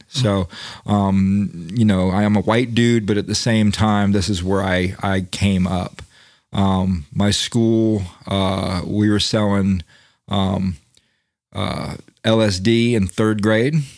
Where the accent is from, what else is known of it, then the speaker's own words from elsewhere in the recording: Daytona Beach, Florida, United States; I grew up in Daytona Beach